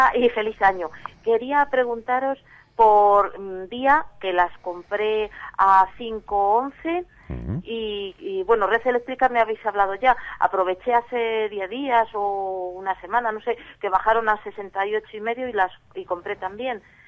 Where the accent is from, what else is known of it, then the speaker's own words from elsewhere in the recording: Zaragoza, Aragon, Spain; moved away; me voy a mi tierra el día 31 a pasar las Navidades